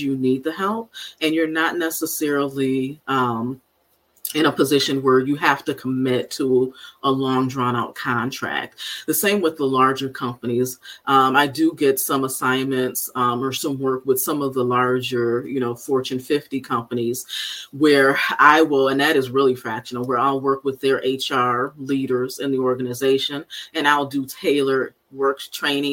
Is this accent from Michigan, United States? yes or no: yes; Benton Harbor, Michigan, United States; I grew up in Benton Harbor, Michigan, on the southwest side of the state, about 3.5 hours from here